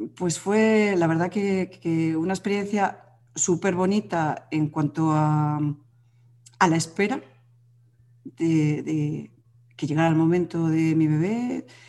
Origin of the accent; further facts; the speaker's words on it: Madrid, Community of Madrid, Spain; now in Galicia, Spain; nosotros vivimos en Galicia, aunque yo soy de Madrid